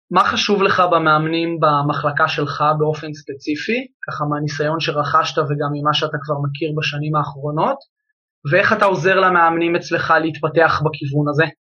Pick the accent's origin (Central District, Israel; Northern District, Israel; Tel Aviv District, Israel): Northern District, Israel; Upper Galilee; moved away; also born or lived in Jezreel Valley; אני מהגליל העליון